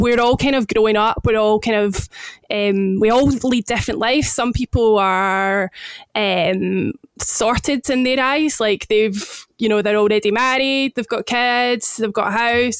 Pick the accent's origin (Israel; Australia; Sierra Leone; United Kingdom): United Kingdom; Scotland; accent: Scottish; as you may have guessed from my accent, I am the Scot